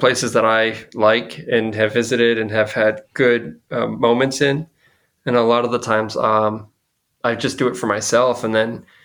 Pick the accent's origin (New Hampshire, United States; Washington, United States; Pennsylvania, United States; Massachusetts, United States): Massachusetts, United States; Fall River; I'm from Fall River